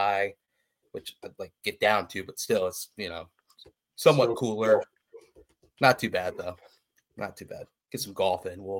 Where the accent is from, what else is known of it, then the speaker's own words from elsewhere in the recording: Indianapolis, Indiana, United States; now in Cocoa Beach, United States; I'm from Indianapolis